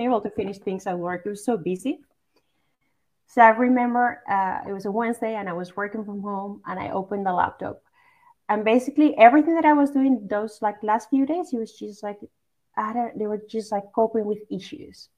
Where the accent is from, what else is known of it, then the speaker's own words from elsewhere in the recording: Basque Country, Spain; moved away as an adult; now in Netherlands; I grew up in in the Basque Country, which is basically like north part of Spain